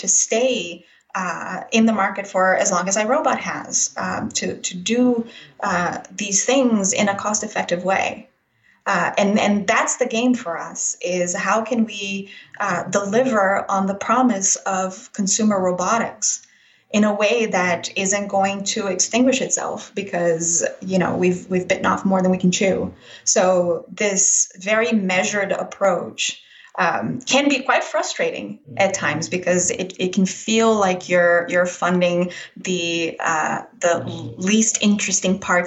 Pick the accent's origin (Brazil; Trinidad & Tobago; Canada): Brazil; moved away; I was actually born and raised in Brazil